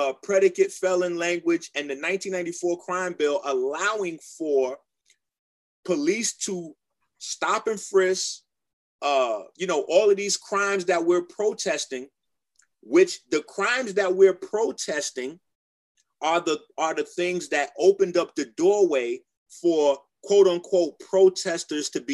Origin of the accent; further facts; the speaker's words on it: Detroit, Michigan, United States; moved away; also born or lived in Philadelphia / New York; I lived in Detroit, New York, I was raised in Detroit